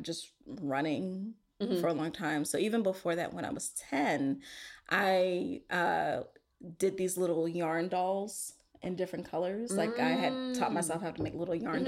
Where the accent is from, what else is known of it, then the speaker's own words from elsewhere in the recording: Pittsburgh, Pennsylvania, United States; also born or lived in Boston; I was born in Boston, but we grew up in Pittsburgh